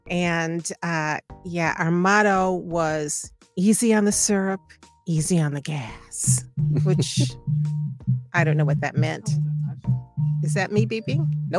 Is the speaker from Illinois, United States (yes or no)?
yes; Phoenix, Illinois, United States; I grew up in Phoenix, Illinois, which is 5 blocks by 9 blocks.